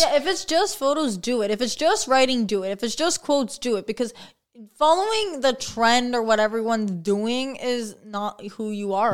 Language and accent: English; St. Catharines, Ontario, Canada; born and raised in Saint Catharines, actually.